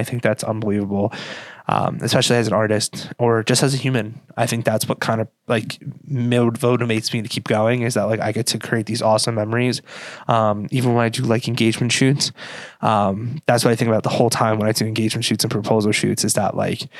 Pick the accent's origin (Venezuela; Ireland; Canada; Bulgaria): Ireland; And that could be a little biased because I am Irish. My coworkers like to say that I say I'm Irish a lot.